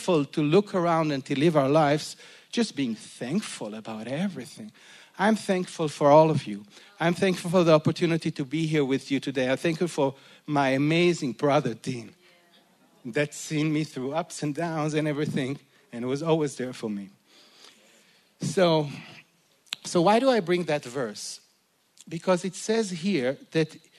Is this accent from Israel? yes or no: yes; Jerusalem, Jerusalem District, Israel; I'm Jewish, I'm from Israel, I was born to a secular family in Jerusalem